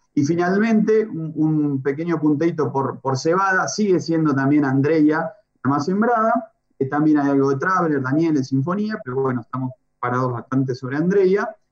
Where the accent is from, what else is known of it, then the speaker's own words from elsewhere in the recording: Los Toldos, Buenos Aires, Argentina; mi pueblo